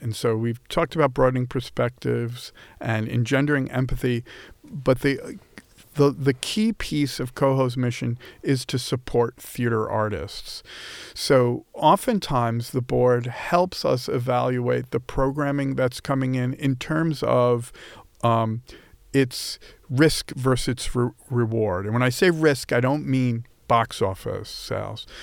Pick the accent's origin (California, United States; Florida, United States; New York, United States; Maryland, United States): New York, United States; Long Island; I grew up on Long Island